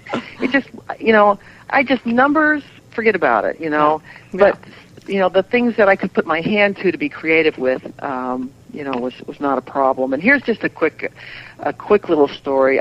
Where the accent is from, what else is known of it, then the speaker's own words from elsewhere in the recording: Southern Indiana, United States; moved away; I grew up in Southern Indiana